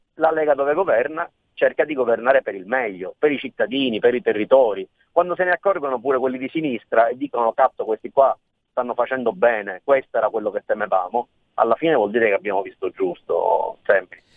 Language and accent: Italian; Sicily, Italy; io sono nato e cresciuto in Sicilia